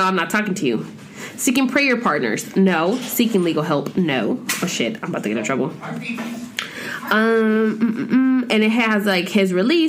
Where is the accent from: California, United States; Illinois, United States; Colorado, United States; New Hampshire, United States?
California, United States; Corona; I was born and raised in Southern California, Corona to be exact.